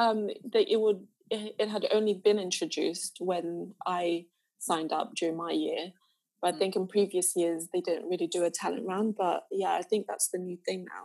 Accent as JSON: {"language": "English", "country": "Zambia", "said": "I'm from Zambia"}